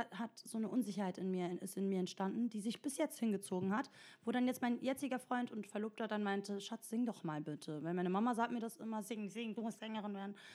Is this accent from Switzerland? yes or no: no; Italy; German is a second language; Ich bin Italienerin, ich weiß, dass alles mit, also das Plural immer